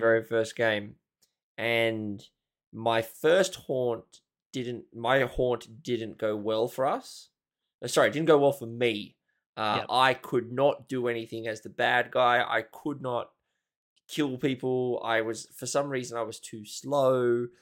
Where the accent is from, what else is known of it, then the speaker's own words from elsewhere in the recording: Australia; I'm Australian